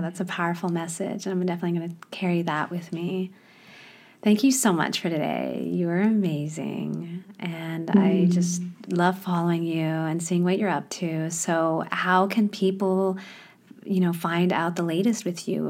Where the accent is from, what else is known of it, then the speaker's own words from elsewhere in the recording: Midwest, United States; moved away; also born or lived in Thailand / Hong Kong / Australia; I also grew up in the Midwest.